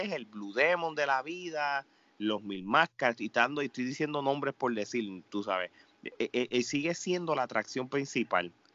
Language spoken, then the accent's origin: Spanish; Puerto Rico; hablo de Puerto Rico porque yo soy de allá